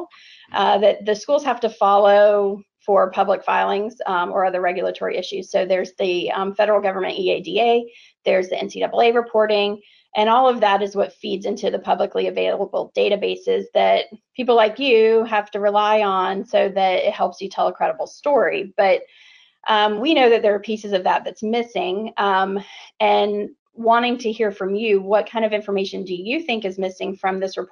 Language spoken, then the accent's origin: English; Florida, United States; I grew up in Florida